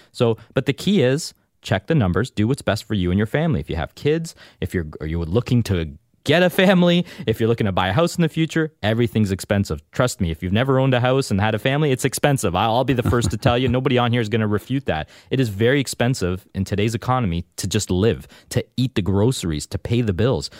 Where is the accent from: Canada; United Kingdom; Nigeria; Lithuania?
Canada; I'm a proud, loyal Canadian. I was born and raised here.